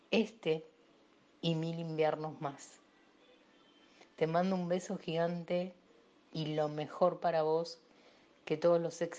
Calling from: Avellaneda, Buenos Aires Province, Argentina; de Avellaneda y me encanta el invitado de hoy.

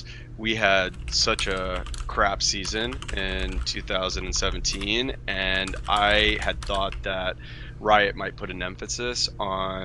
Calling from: Los Angeles, California, United States; I'm calling from

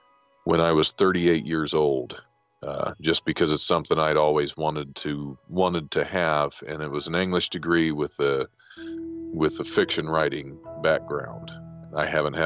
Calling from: Dayton, Ohio, United States; I'm calling from Dayton, Ohio. I'm a stand-up comic here locally

